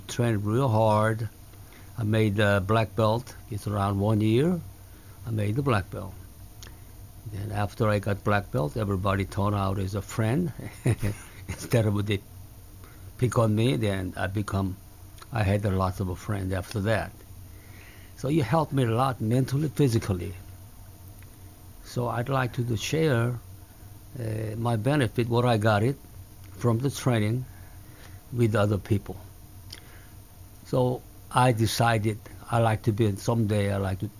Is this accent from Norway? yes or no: no; Seoul, South Korea; English is a second language; moved away; also born or lived in Masan, South Korea; when I come back to Seoul from the Busan area, Masan area, then I was attending fifth grade again.